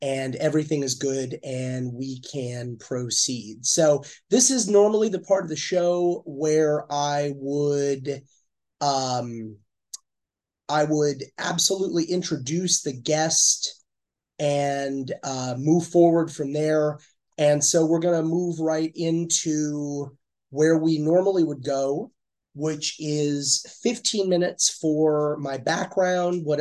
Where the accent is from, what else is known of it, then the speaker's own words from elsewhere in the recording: Eastern Los Angeles County, California, United States; I grew up in Eastern Los Angeles County